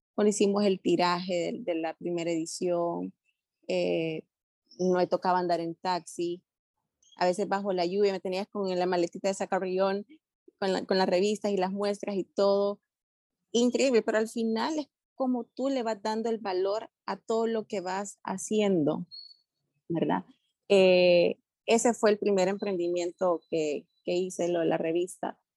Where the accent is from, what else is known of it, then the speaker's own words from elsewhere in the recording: El Salvador; moved away as an adult; now in Panama; soy salvadoreña, pero también ya con corazoncito panameño